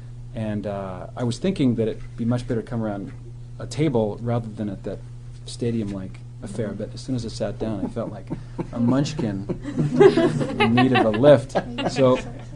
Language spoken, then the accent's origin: English; Nova Scotia, Canada; moved away; also born or lived in Ottawa / Steubenville, Ohio; I'm a native of Nova Scotia, which is a state near Maine.